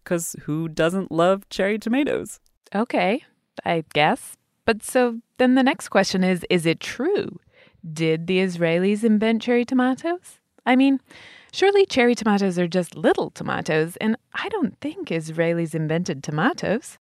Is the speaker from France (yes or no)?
no; England, United Kingdom; When I was a little kid growing up in England